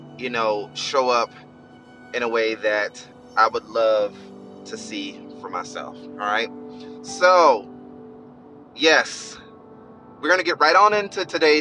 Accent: Albany, Georgia, United States; now in Florida, United States; I'm from Albany, Georgia, and there were a lot of family members that were affected.

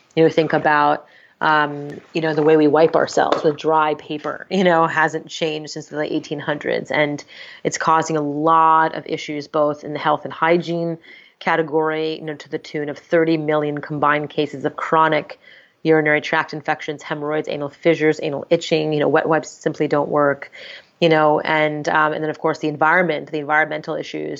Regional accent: Montreal, Quebec, Canada; I'm born and raised in Montreal, Canada

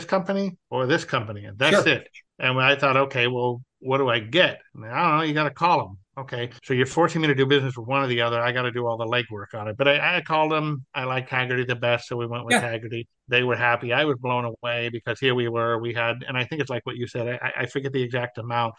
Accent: Orange County, California, United States; moved away as an adult; now in Texas, United States; I lived in Orange County over by Disneyland, which is considered one of the most litigious counties in California. This is all new to me. I born and raised there

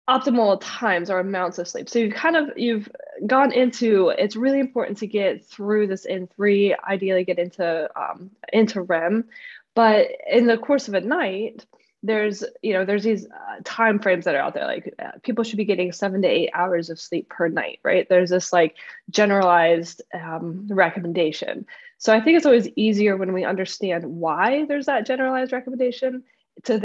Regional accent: Florida, United States; I grew up in Florida

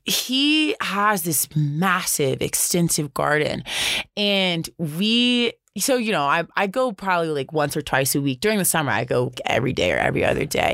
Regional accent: the South, United States; now in Boulder, United States; growing up in the South

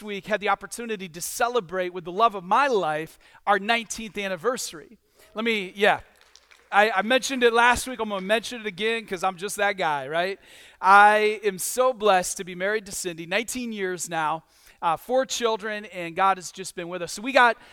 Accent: Michigan, United States; moved away; I'm from Michigan

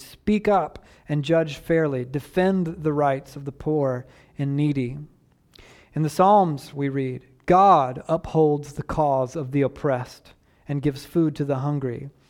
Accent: Southeast Georgia, United States; I was raised in the Deep South on a dirt road

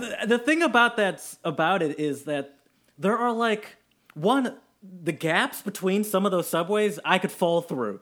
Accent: Michigan, United States; also born or lived in Austria / Germany; I love Michigan, where I'm from

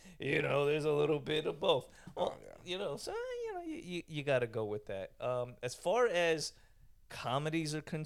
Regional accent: New York City, New York, United States; I grew up in Brooklyn

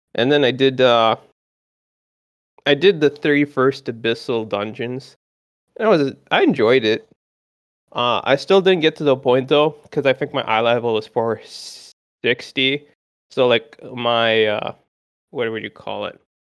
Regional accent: Canada; I'm from Canada

